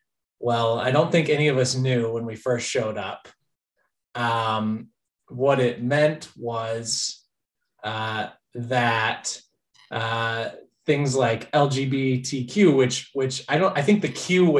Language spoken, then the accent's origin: English; Bronx, New York, United States; I live in New York City. I hail from the Bronx.